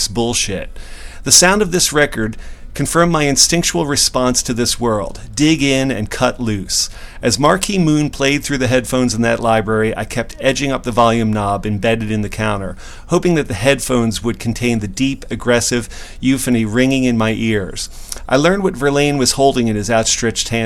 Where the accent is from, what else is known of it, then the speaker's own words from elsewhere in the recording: Philadelphia, Pennsylvania, United States; the Parkwood area where I grew up